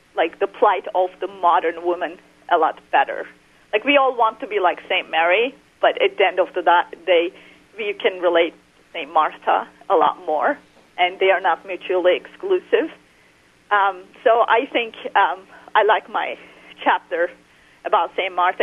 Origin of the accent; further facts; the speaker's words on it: Turkey; moved away; I was raised in Muslim Turkey